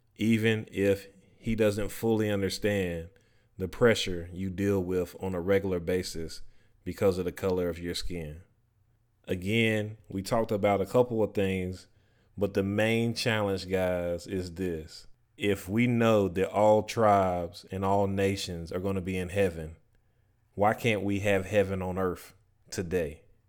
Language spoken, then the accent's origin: English; North Carolina, United States; where I grew up at in North Carolina